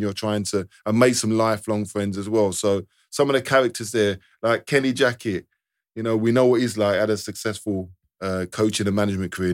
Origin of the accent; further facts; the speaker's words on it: London, United Kingdom; I'm from London anyway. I could stay at my mum's in East London